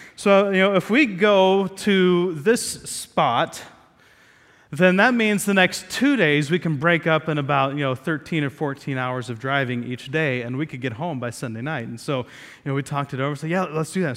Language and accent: English; Ohio, United States; moved away; we were, lived in Ohio, we grew up in Ohio